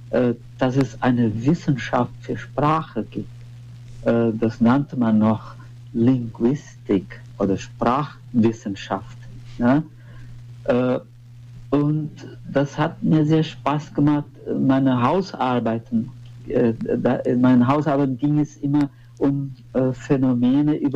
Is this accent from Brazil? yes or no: yes; Brazil; born there; ich bin äh, in Brasilien geboren.